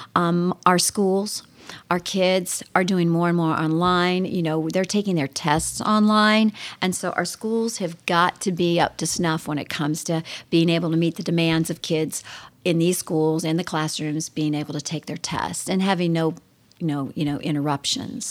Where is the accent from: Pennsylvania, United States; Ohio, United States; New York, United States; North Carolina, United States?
Ohio, United States; Mansfield; also born or lived in Texas / Nashville area; now in Lancaster, United States; I was born and raised in Mansfield, Ohio